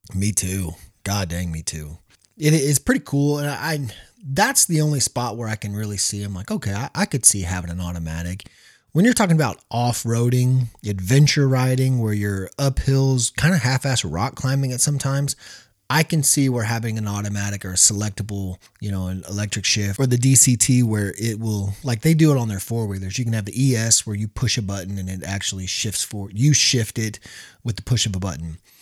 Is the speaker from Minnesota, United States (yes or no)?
no; Missouri, United States; we're from Missouri.